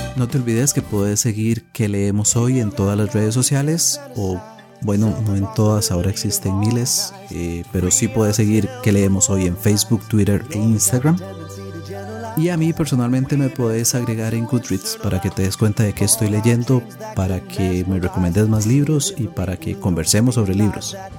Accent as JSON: {"language": "Spanish", "country": "Costa Rica", "said": "acá en mi país, Costa Rica"}